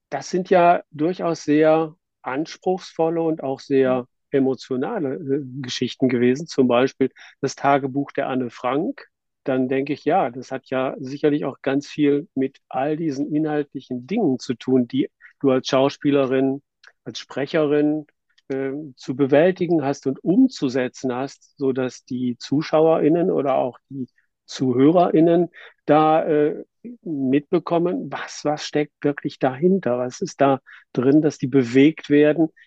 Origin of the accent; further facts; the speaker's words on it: Northern Germany, Germany; als Norddeutscher etwas, etwas genauer hinschauen, wie heißt es denn nun?